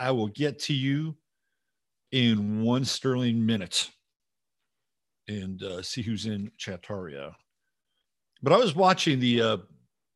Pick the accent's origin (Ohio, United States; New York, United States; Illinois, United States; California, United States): California, United States; Bay Area; I grew up in the Bay Area